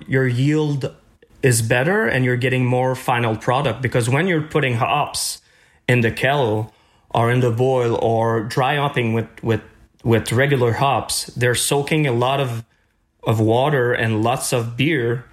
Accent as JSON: {"language": "English", "town": "Chicoutimi", "region": "Quebec", "country": "Canada", "tie": "born or raised there", "moved": "as an adult", "lives_now": "Montreal, Canada", "said": "I'm coming from Chicoutimi"}